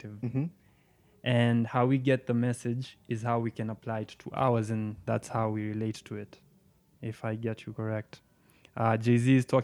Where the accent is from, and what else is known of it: Kenya